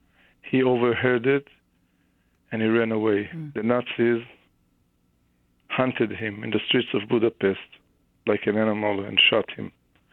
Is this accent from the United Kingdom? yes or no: no; Regina, Saskatchewan, Canada; You know, Canada, I grew up, I was born in Regina, Saskatchewan.